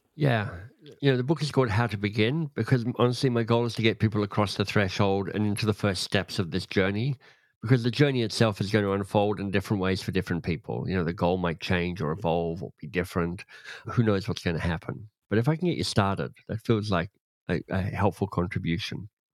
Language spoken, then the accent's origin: English; Australia; I grew up in Australia, but my dad was British